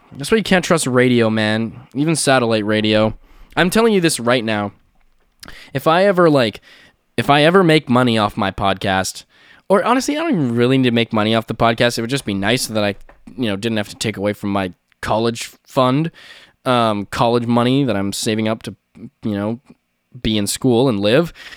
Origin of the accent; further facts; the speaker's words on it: Canada; I'm Canadian